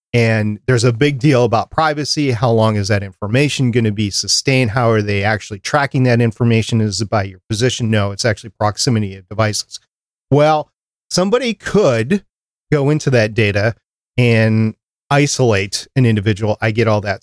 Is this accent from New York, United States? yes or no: yes; New York, United States; I was born in New York